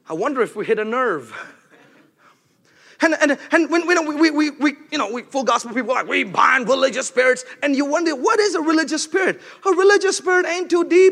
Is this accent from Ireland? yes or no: no; India; moved away; I'm from India